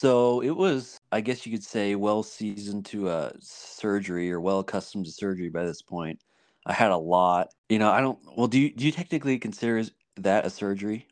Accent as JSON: {"language": "English", "region": "Washington", "country": "United States", "tie": "born or raised there", "also_born_or_lived": "Montana", "moved": "yes", "said": "I used to live in Washington"}